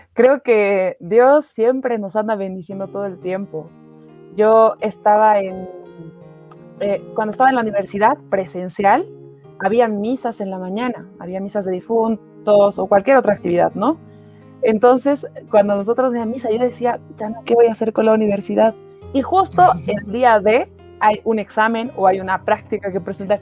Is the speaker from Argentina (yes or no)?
no; El Alto, La Paz, Bolivia; yo soy del Alto, yo vivo en una parroquia